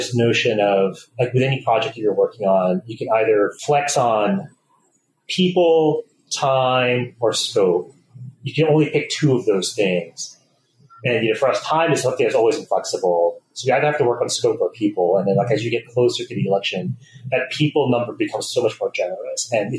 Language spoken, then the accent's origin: English; Canada; moved away as an adult; also born or lived in California; now in Boston, United States; I grew up in Canada. Wound up really loving Canada itself, but my family wanted to live in the States long term. So when they moved down to California after I finished high school, I chose to go to school in Boston